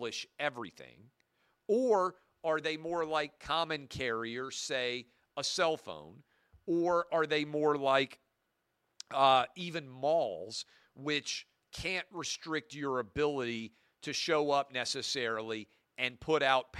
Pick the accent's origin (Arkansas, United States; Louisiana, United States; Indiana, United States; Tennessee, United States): Tennessee, United States; my home state of Tennessee